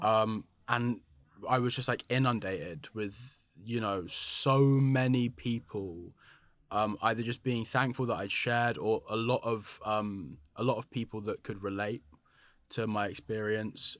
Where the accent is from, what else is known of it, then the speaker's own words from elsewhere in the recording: London, United Kingdom; a black but mixed race black man growing up in London